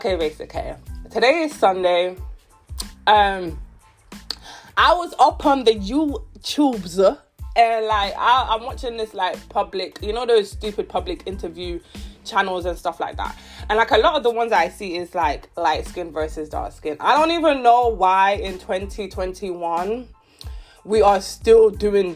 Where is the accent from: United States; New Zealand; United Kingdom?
United Kingdom; London; growing up in London, East London, growing up when I was in secondary school, primary school